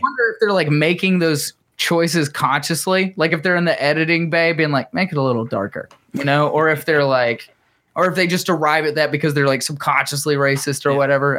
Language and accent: English; Chattanooga, Tennessee, United States; We're from Chattanooga